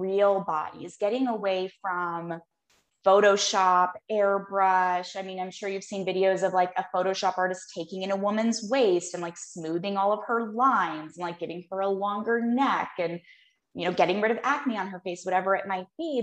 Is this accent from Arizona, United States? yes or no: yes; Phoenix, Arizona, United States; I was born and raised here